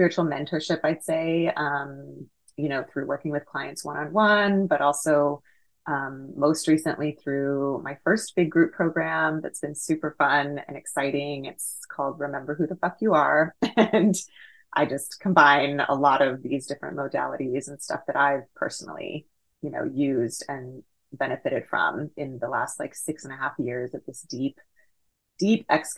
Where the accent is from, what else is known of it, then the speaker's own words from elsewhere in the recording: Houston, Texas, United States; I was born and raised in Houston, Texas